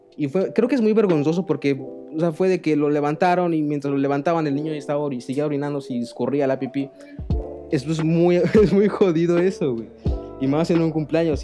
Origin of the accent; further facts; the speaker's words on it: Mexico; los mexicanos, en especial cómo celebramos los cumpleaños